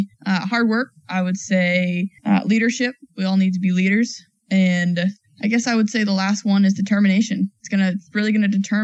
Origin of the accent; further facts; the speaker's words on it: New Hampshire, United States; I grew up in New Hampshire.